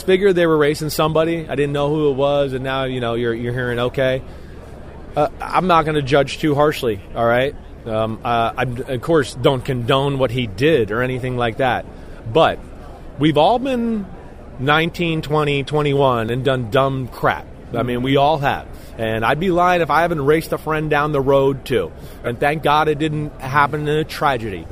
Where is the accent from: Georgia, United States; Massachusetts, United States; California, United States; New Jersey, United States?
New Jersey, United States; where I grew up in New Jersey